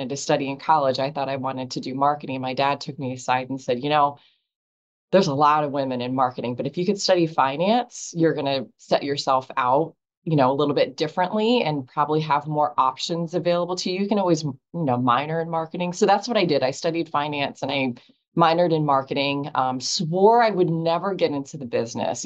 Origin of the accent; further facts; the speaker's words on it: Erie, Pennsylvania, United States; I grew up in Erie, Pennsylvania